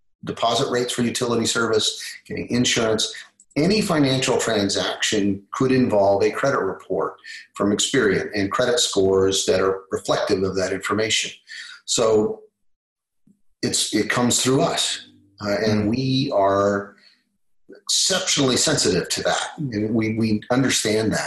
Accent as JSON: {"language": "English", "region": "Kansas", "country": "United States", "tie": "born or raised there", "moved": "yes", "lives_now": "Texas, United States", "said": "I'm from Kansas originally, Texas now, but from Kansas originally, love my home state"}